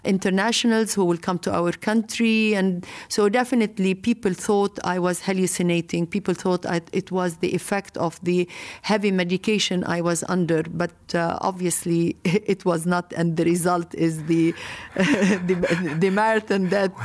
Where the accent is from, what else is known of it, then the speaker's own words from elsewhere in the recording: Lebanon; I come from Lebanon